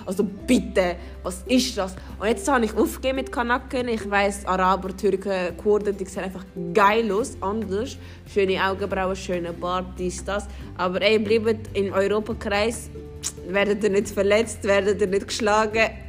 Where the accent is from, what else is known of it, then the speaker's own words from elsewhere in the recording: Switzerland; Ich bin ursprünglich, also ich bin hier in der Schweiz aufgewachsen. Ich habe auch einen Schweizer Pass.